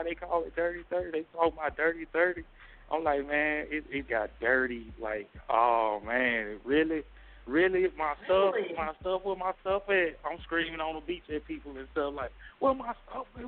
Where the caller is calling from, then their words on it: Monroe, Louisiana, United States; I'm calling from Louisiana, Monroe, Louisiana